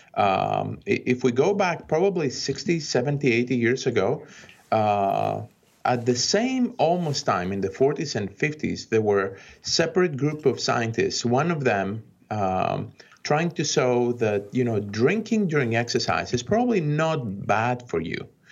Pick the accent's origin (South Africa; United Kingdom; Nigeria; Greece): Greece; now in United States; when I was growing up in Greece